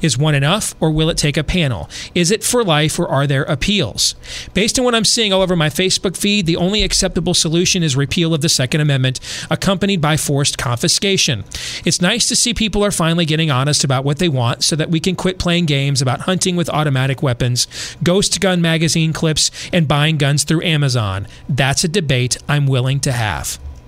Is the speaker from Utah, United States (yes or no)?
no; California, United States; also born or lived in Kentucky / Nevada; Growing up in California, I'd never even seen a gun.